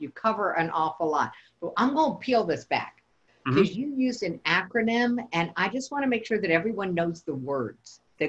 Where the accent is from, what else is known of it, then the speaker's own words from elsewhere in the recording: the South, United States; because I'm really from the South.